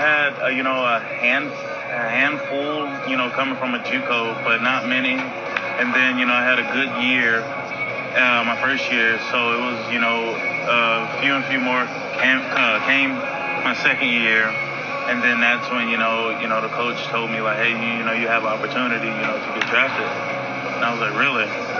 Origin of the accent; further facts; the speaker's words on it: Southern United States, United States; because I'm only one from the South.